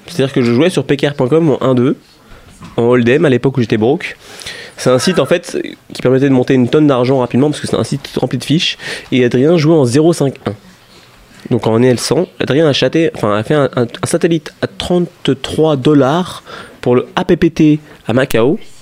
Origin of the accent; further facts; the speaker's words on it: France; en France, on est français